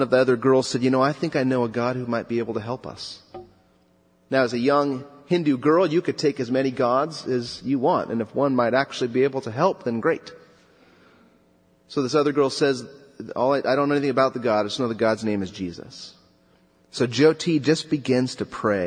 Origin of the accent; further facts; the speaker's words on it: Southern California, United States; I grew up in Southern California